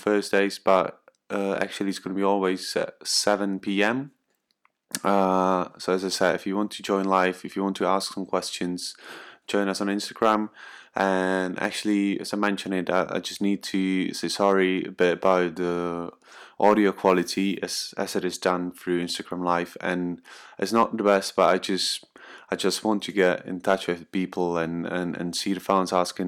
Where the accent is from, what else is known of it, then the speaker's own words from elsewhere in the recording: Czechia; I'm from the Czech Republic